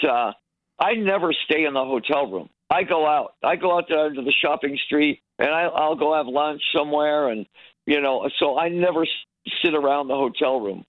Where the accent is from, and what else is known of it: Detroit, Michigan, United States; born or raised there